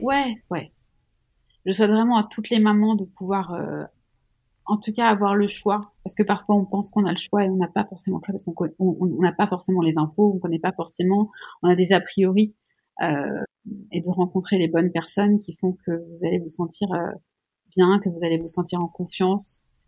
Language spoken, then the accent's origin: French; Switzerland; Je suis suisse